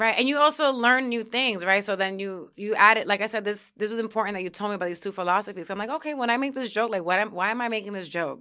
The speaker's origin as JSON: {"language": "English", "town": "New York City", "region": "New York", "country": "United States", "also_born_or_lived": "Syracuse", "moved": "as an adult", "said": "I'm coming from New York City"}